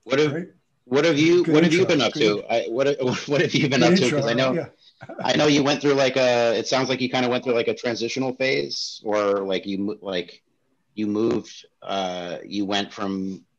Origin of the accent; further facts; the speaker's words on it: San Francisco, California, United States; moved away; I grew up in San Francisco